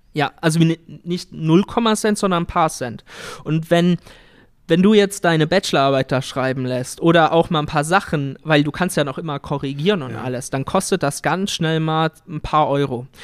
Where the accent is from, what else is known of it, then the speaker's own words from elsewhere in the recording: Siegerland, North Rhine-Westphalia, Germany; wir kommen ja aus dem Siegerland